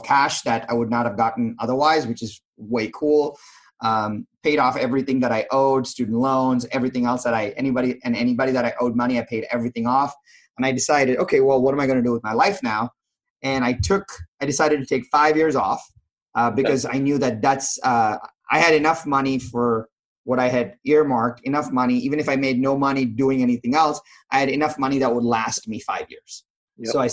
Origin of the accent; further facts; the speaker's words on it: India; now in United States; I was from India